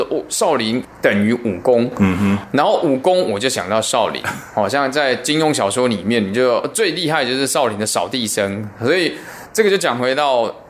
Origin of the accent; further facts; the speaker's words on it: Taiwan; 其实是在很多我小时候在台湾的时候都听过这些老师的传奇故事。